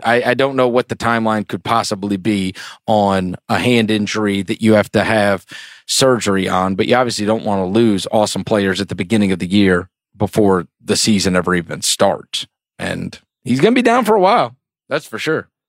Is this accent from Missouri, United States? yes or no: yes; St. Louis, Missouri, United States; also born or lived in outside New York City; we moved to Saint Louis when I was a kid